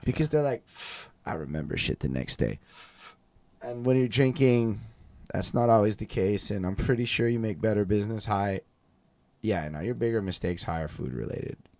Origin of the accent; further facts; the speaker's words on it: Montreal, Quebec, Canada; we're all from Montreal. Both of us is from Montreal.